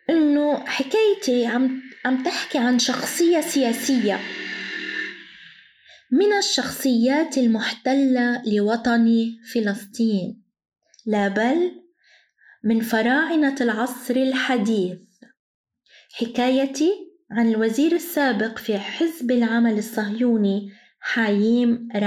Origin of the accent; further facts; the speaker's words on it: Palestine; مش بس نحن كفلسطينيين بقصد نحن العرب كامل كاملة